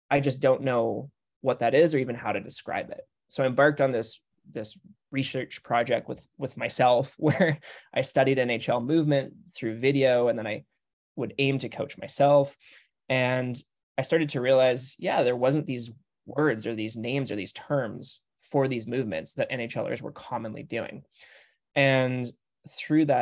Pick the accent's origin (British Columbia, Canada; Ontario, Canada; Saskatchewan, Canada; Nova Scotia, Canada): British Columbia, Canada; Victoria; also born or lived in Vancouver; I grew up on in Victoria, BC